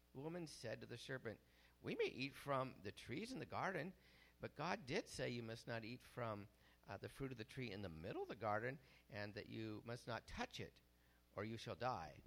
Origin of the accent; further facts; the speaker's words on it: Bellingham, Washington, United States; also born or lived in Columbia, Missouri / Ellensburg, Washington; I grew up in Bellingham until I was so so, like college age, and graduated from Western